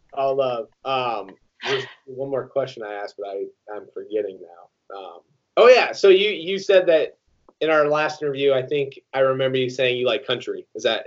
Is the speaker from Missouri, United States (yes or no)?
no; Iowa, United States; I didn't go to Iowa, but I'm from Iowa.